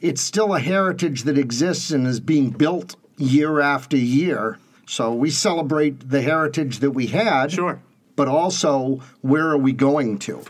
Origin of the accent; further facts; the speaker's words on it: Concord, New Hampshire, United States; also born or lived in Manchester, New Hampshire; I grew up here in. Um, Concord, New Hampshire, born in Manchester, okay. grew up in Concord